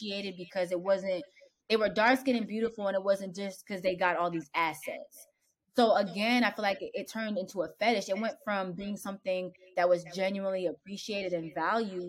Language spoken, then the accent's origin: English; Pennsylvania, United States; also born or lived in New York; I moved from New York to Pennsylvania. And at the time, it was like 2004